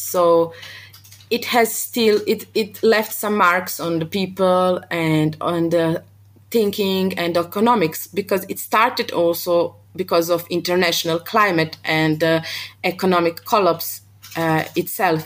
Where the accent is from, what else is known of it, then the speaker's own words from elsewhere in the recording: Montenegro; moved away as an adult; also born or lived in Mostar, Bosnia and Herzegovina (father's origin); now in Vienna, Austria; I was raised and born in Montenegro my whole life.